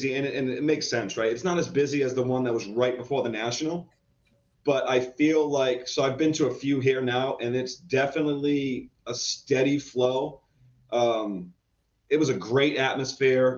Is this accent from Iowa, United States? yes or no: no; Providence, Rhode Island, United States; I'm from New England, Providence, Rhode Island